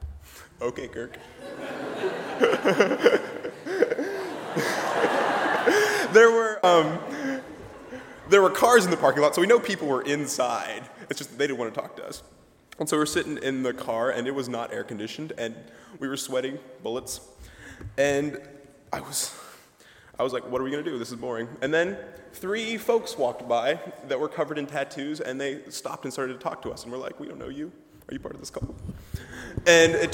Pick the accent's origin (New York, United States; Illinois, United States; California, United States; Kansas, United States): Kansas, United States; Peabody; I'm from Peabody, Kansas